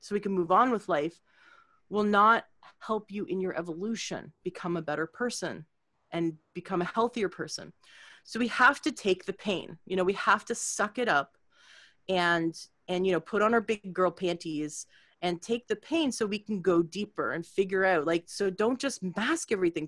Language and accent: English; Canada; now in United States; I was new to the States. I'm from Canada and I live here now for a long time.